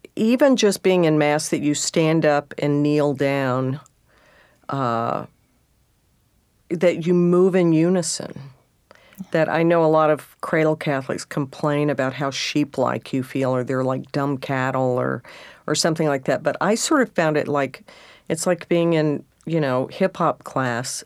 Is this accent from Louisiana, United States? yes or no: no; southeast Texas, United States; moved away; being a Texan and then a redneck